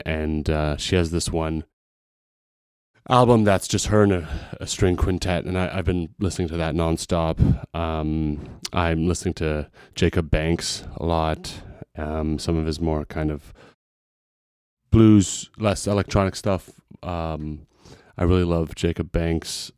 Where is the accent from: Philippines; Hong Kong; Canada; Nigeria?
Canada; also born or lived in Montreal; now in Vancouver, Canada; as a Canadian musician